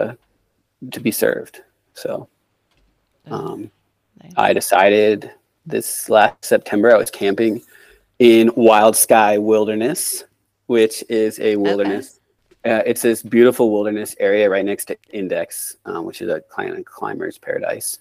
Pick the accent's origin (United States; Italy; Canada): United States; Snohomish County, Washington; also born or lived in Omak, Washington / Seattle, Washington; That's where I was born. I was born in Omak, on the east side. I grew up, went to school in Snohomish County, graduated college in Seattle at UW.